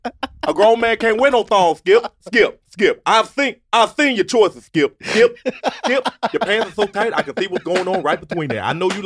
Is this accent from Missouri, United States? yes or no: no; Virginia, United States; I'm from the South, bro. I'm from Virginia. I'm 757, bro.